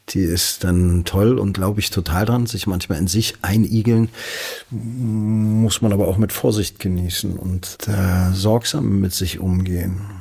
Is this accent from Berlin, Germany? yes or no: yes; Berlin, Germany; born there; Selbst für einen gebürtigen Berliner wie mich dachte ich, Halleluja.